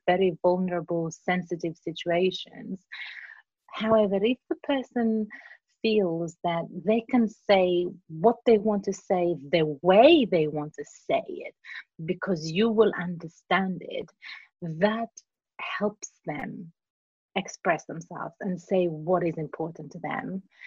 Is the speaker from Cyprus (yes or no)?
yes; Cyprus; accent: Cypriot; English is a second language; moved away as an adult; also born or lived in Greece / Surrey, England; now in London, United Kingdom; I was born in Cyprus, but um, I grew up in Greece and Cyprus